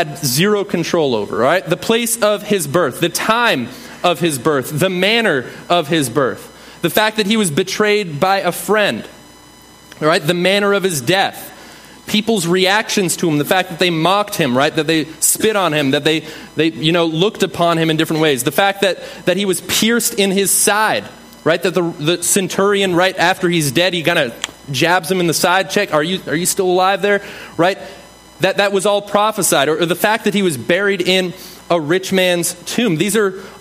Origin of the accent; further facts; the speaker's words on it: New England, United States; I'm from New England